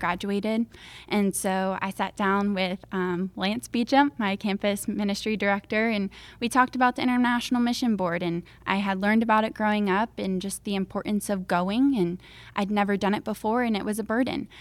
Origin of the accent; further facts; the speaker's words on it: Crystal River, Florida, United States; I'm from Crystal River, Florida